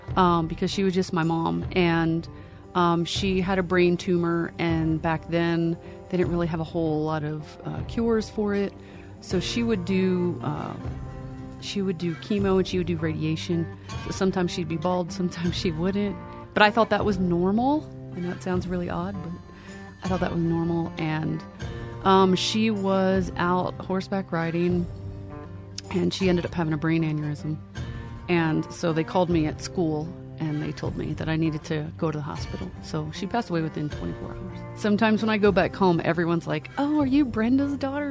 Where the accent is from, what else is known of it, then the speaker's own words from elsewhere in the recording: Lancaster County, Pennsylvania, United States; I am originally from Pennsylvania, grew up in Lancaster County, uh, which is home of the Amish.